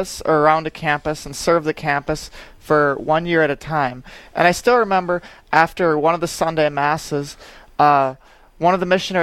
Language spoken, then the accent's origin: English; Aberdeen, South Dakota, United States; now in Sioux Falls, United States; my hometown is Aberdeen